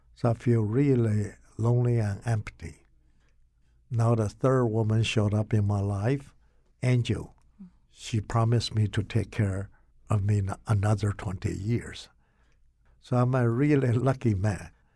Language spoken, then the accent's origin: English; Taiwan; moved away as an adult; also born or lived in Rugao, China; now in Connecticut, United States; I grew up in Taiwan